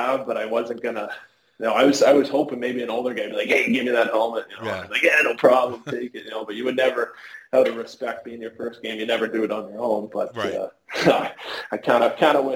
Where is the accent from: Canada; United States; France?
Canada; being Canadian too